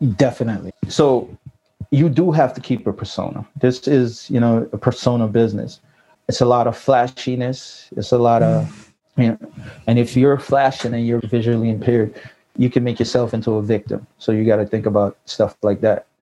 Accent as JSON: {"language": "English", "region": "New York", "country": "United States", "tie": "born or raised there", "said": "I grew up in New York"}